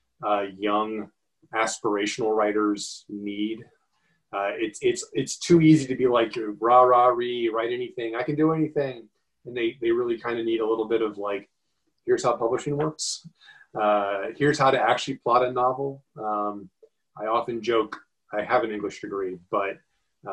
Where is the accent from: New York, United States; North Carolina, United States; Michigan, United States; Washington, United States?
North Carolina, United States; near Asheville, Western; moved away as an adult; now in Chicago, United States; I grew up in Western North Carolina, small town near Asheville, and came to Chicago for college.